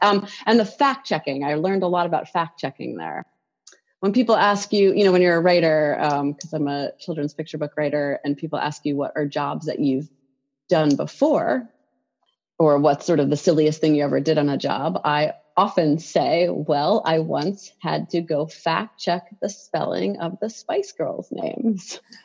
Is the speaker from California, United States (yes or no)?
no; New York City, New York, United States; I grew up in New York City